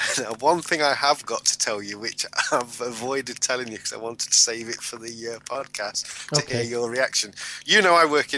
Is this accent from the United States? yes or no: no; United Kingdom; Which, as a British national, I thought we part owned that.